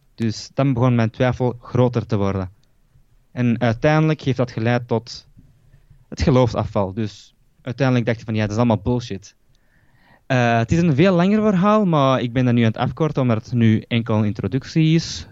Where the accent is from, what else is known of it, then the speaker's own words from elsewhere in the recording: Belgium; ik ben hier eh, geboren in België